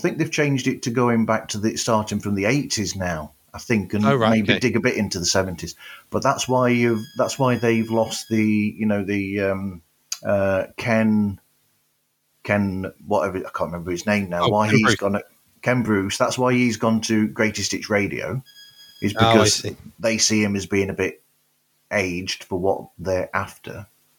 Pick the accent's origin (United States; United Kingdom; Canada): United Kingdom; Well, I'm going to use a British thing here because we're both British.